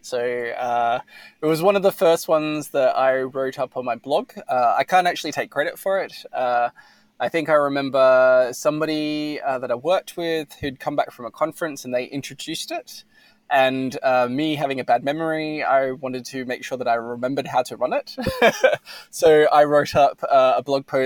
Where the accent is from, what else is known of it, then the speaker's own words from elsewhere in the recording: Australia; I'm Australian